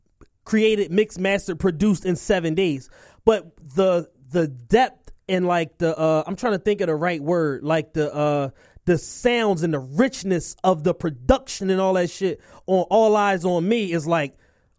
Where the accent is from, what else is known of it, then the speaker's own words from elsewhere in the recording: Philadelphia, Pennsylvania, United States; But I'm a Philadelphian, so everybody, you know what I'm saying?